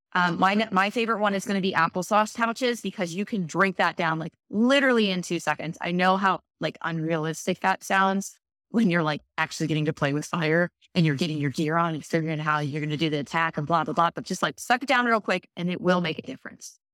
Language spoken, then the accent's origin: English; Baltimore, Maryland, United States; I grew up in Baltimore